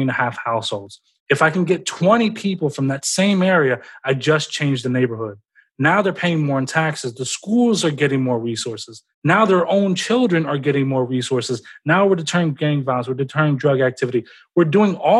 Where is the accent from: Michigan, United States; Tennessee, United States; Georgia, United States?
Tennessee, United States; Memphis; I'm from Memphis, Tennessee